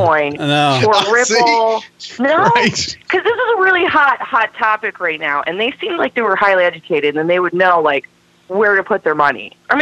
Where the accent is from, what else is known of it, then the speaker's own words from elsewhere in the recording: Tucson, Arizona, United States; I'm originally from Tucson.